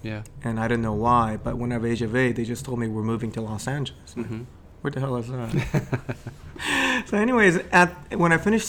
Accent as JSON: {"language": "English", "region": "Gifu", "country": "Japan", "tie": "born or raised there", "moved": "yes", "lives_now": "New York, United States", "said": "I was brought up in Japan in this little old town in Gifu Prefecture, which is in the middle of the Japanese Big Island."}